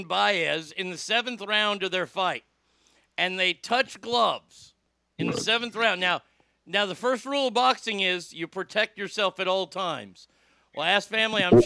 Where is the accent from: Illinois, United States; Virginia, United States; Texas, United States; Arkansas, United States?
Texas, United States; I'm from Texas